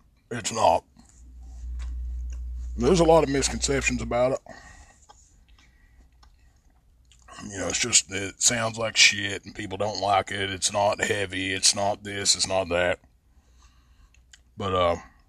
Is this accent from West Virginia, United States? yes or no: yes; Logan, West Virginia, United States; moved away as an adult; also born or lived in Mingo County, West Virginia; I'm originally from Logan, but I live here now